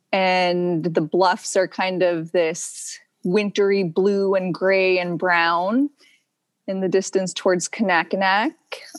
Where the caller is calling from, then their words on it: Dillingham, Alaska, United States; I am calling in from the Dillingham, Alaska Boat Harbor.